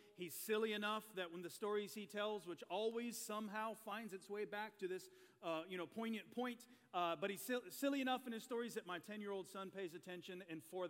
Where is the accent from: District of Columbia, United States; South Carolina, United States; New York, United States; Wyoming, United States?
South Carolina, United States; Chesnee; I grew up in Chesney, South Carolina, which is about 3 hours west of here.